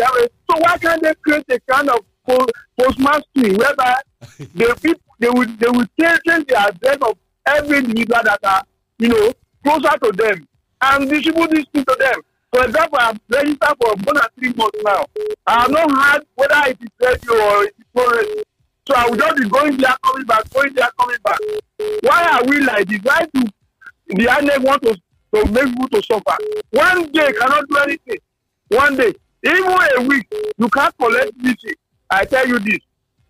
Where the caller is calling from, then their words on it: Abuja, Federal Capital Territory, Nigeria; from Abuja.